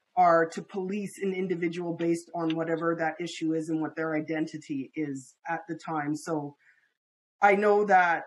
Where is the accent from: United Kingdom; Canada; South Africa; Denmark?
Canada; being Canadian